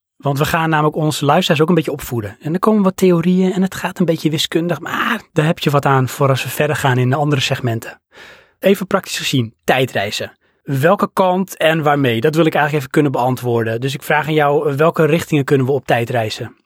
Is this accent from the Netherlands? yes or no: yes; Netherlands; zijn we Hollanders